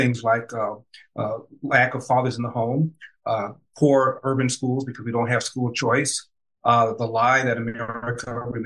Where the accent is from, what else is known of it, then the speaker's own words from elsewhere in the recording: Los Angeles, California, United States; I was raised in South Central Los Angeles